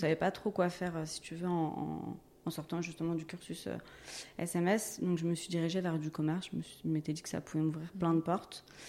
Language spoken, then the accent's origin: French; Gennevilliers, Île-de-France, France; je suis née à Gennevilliers dans le 92, euh, j'y suis toujours